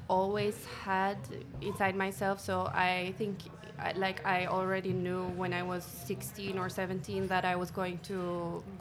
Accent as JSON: {"language": "English", "town": "Hoegaarden", "region": "Flanders", "country": "Belgium", "also_born_or_lived": "Leuven / Brussels", "moved": "as an adult", "said": "I am from Hoegaarden"}